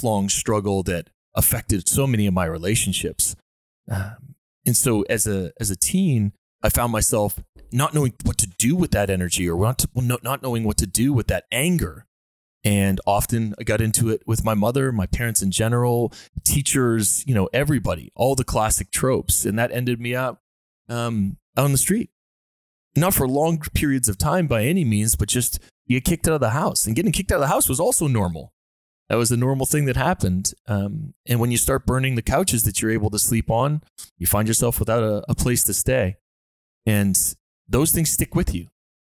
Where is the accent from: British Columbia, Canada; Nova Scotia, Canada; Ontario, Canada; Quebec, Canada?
Nova Scotia, Canada; Dartmouth; myself growing up in Nova Scotia in Dartmouth